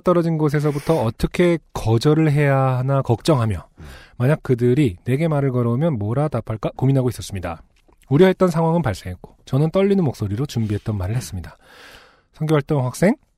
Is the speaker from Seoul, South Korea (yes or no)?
yes; Seoul, South Korea; 저도 UMC랑 거의 비슷한 동네 살았잖아요